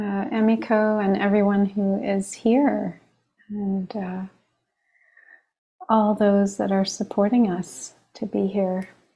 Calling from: Long Island, New York, United States; I'm calling in from Long Island, the land of the Merrick and Munsee Lenape peoples.

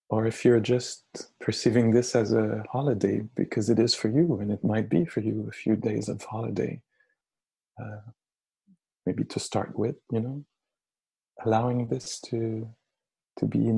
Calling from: Montreal, Quebec, Canada; I'm speaking here from Montreal, who a few hours ago was declared, um, uh, you know, under emergency state

